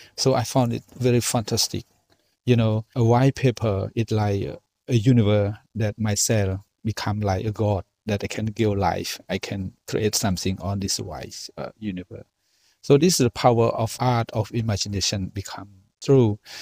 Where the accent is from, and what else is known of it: Cambodia